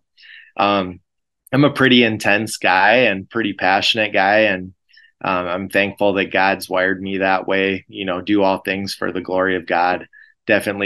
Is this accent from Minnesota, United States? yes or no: yes; Frazee, Minnesota, United States; I grew up in Frazee, Minnesota